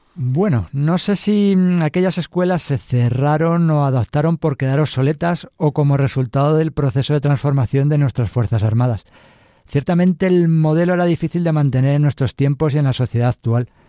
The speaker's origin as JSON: {"language": "Spanish", "town": "Madrid", "region": "Community of Madrid", "country": "Spain", "tie": "born or raised there", "said": "Soy madrileño, mis padres vivían en Carabanchel, barrio histórico, y fue un colegio público, uno más, una familia modesta y honrada, un niño feliz"}